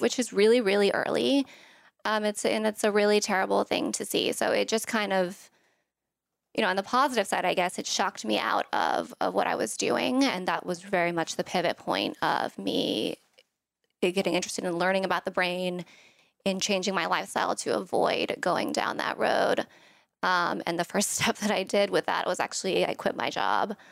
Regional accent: Thailand; moved away; I'm from Thailand, um, and my family was there.

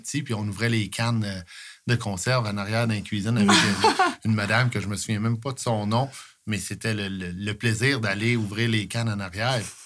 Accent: Coaticook, Quebec, Canada; je suis de Quaticook. Je suis toujours été ici

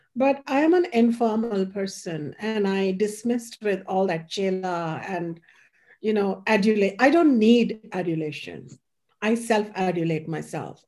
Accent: India; moved away; growing up in India

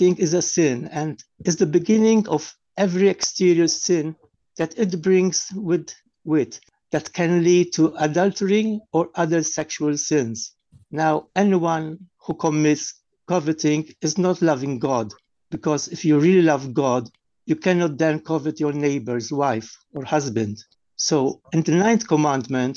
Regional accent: Malta; from Malta

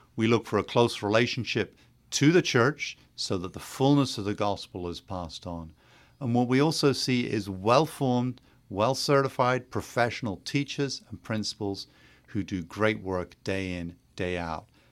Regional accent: England, United Kingdom; moved away as an adult; now in Maryland, United States; I'm from England originally, uh, went to Catholic schools there and then came to the United States, uh, right after high school

